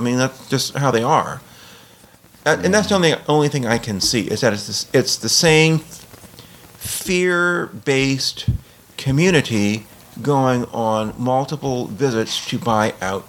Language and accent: English; New Orleans, Louisiana, United States; But, you know, I guess I come from New Orleans, and so this is the sort of thing we see during a hurricane.